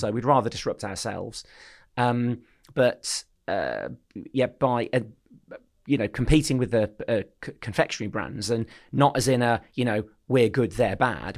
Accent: Birmingham, West Midlands, United Kingdom; also born or lived in Poole; I'm from Birmingham. Um, so I grew up in Hall Green in Birmingham

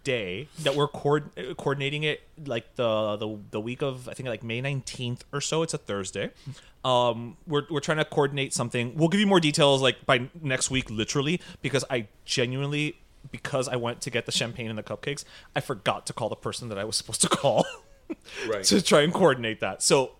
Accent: New York, United States; Like, as we always say, we're Tucumamiedos from Westchester.

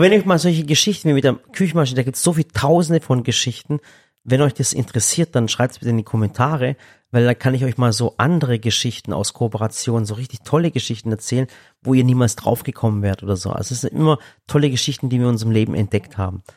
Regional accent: Stuttgart, Baden-Württemberg, Germany; ich bin selber aus Stuttgart

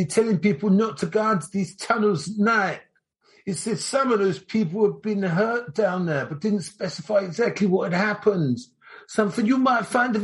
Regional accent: United Kingdom; as a Brit

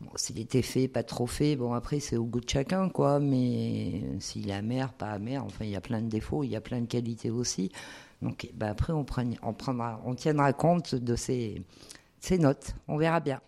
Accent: Auvergne-Rhône-Alpes, France; on est auvergnat

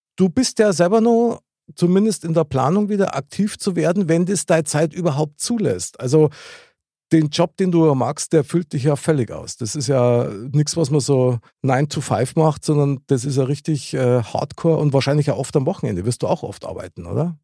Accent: Munich, Bavaria, Germany; ich bin ja in der Gegend aufgewachsen

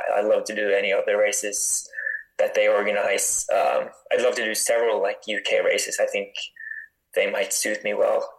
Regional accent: Northern Norway, Norway; I grew up in like northern Norway

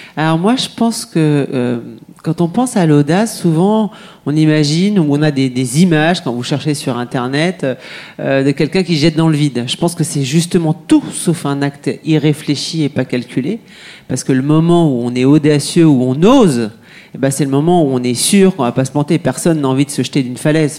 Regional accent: France; je suis française, je crois que ça s'entend euh, à, mon accent.

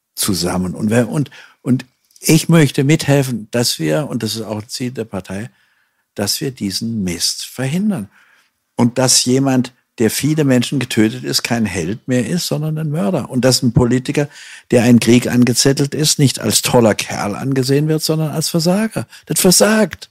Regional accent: Hanau, Hesse, Germany; Ich bin ja noch im Zweiten Weltkrieg auf die Welt gekommen, in Hanau

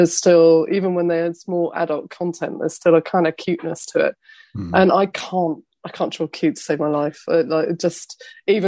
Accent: London, United Kingdom; I'm a Londoner

